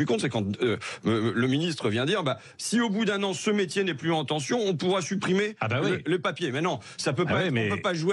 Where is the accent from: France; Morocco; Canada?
France; born there; Je suis né en France, je suis député français